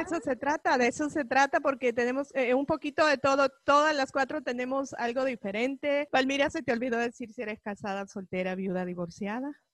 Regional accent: El Salvador; now in United States; salvadoreña, vivo 25 años aquí en este país

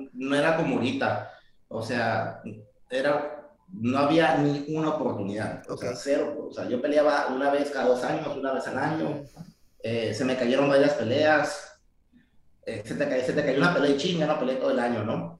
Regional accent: Tijuana, Baja California, Mexico; born or raised there; also born or lived in San Diego

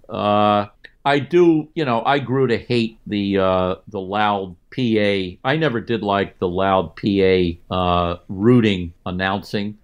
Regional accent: near Philadelphia, Pennsylvania, United States; I grew up near Philly

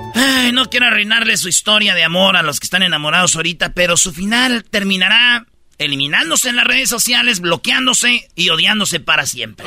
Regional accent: Michoacán, Mexico; yo soy de Michoacán

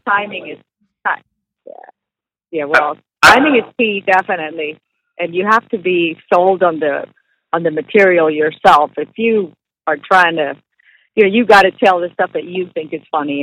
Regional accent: Puerto Rico; English is a second language; moved away; also born or lived in Texas; I grew up in Puerto Rico and then I moved to to Texas where I had to learn the language

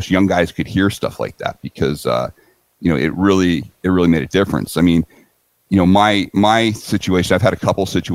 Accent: San Diego, California, United States; I'm feeling very comfortable in San Diego. It's my hometown.

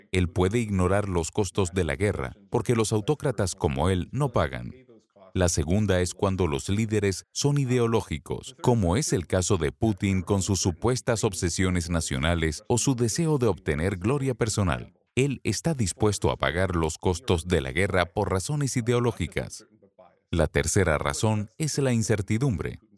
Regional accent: Chicago, Illinois, United States; su índice de homicidios es solo el tercio del índice de mi ciudad natal, Chicago

